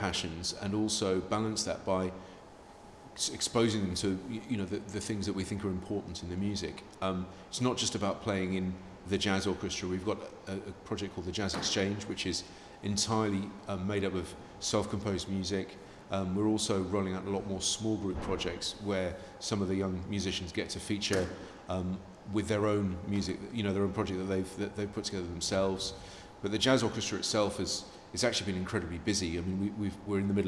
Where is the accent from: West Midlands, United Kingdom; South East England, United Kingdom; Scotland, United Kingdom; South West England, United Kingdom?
South East England, United Kingdom; Amersham; also born or lived in Newcastle upon Tyne / southeast London; now in London, United Kingdom; I was born up there, and then I was brought up in Amersham, in Buckinghamshire